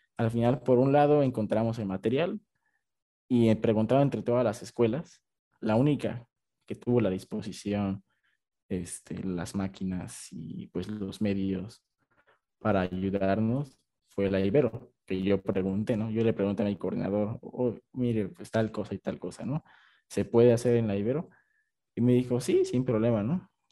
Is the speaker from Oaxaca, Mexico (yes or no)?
yes; Oaxaca, Mexico; moved away as an adult; Yo soy de Oaxaca